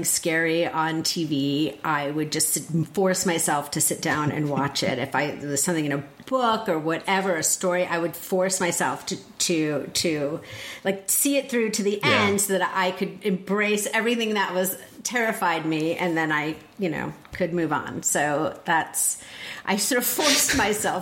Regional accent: northern New Jersey, United States; In New Jersey.

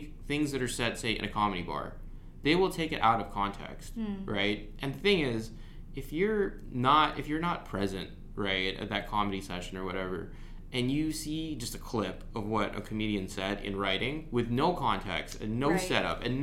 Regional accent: Philippines; as a Filipino

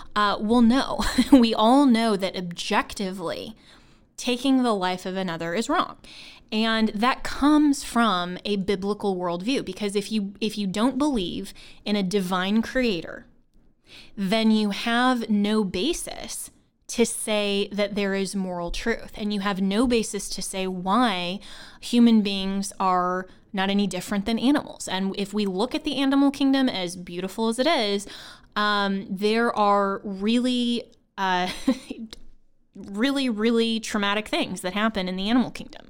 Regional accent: Longmont, Colorado, United States; I grew up in Longmont, Colorado, which is actually in Boulder County

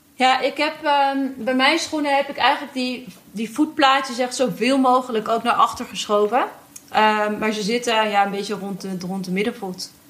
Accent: Netherlands; we zijn als Nederlanders natuurlijk opgegroeid met die fiets

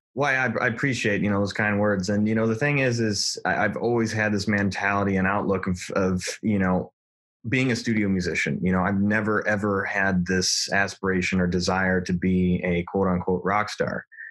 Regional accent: Detroit, Michigan, United States; I'm from Detroit

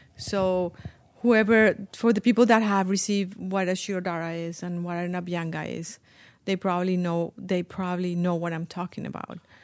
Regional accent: Colombia; English is a second language; moved away as an adult; also born or lived in Iowa; when I grew up in Colombia

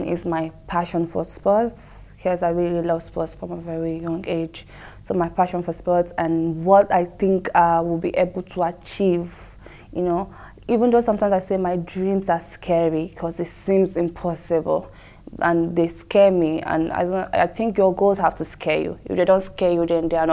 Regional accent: Nigeria; moved away; also born or lived in Bahrain; I'm from Nigeria

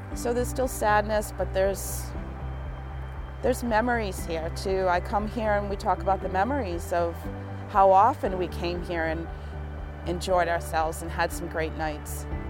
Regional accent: West Warwick, Rhode Island, United States; I'm from West Warwick

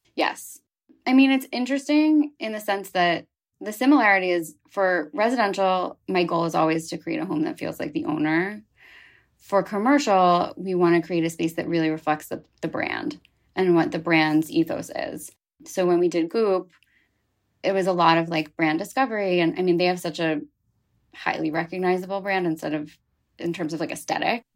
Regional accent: Philadelphia, Pennsylvania, United States; moved away as an adult; now in New York, United States; I grew up outside of Philadelphia on the main line

